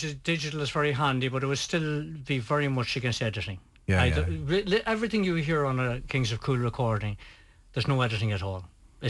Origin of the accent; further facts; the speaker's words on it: Ulster, Ireland; We're from Donegal, after all.